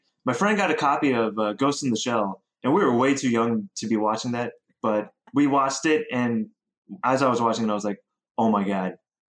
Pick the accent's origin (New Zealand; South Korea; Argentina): South Korea; also born or lived in Ohio / Oregon; now in United States; I'm from all over the place. I grew up in Korea. I went to school in Rhode Island. I worked in Boston. I grew up in Oregon as well.